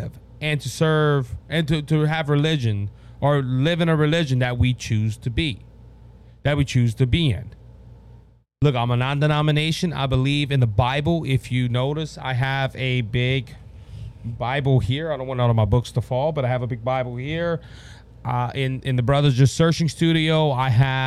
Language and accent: English; Louisiana, United States; where are you from? I tell them Louisiana